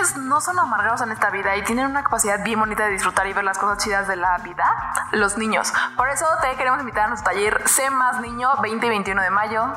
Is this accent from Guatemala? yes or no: no; Mexico; nosotros como mexicanos